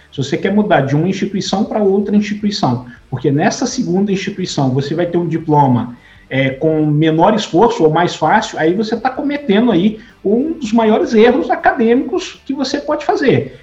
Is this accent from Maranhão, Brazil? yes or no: yes; São João dos Patos, Maranhão, Brazil; minha cidade natal, em São João dos Patos